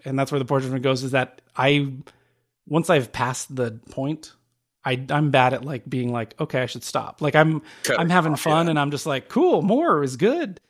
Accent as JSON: {"language": "English", "town": "Phoenix", "region": "Arizona", "country": "United States", "said": "I'm from Phoenix, which is dry as hell"}